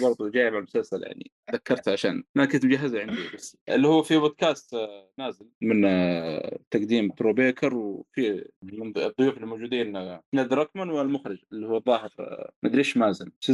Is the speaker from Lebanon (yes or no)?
no; the South, southern Saudi Arabia, Saudi Arabia; عندنا في الجنوب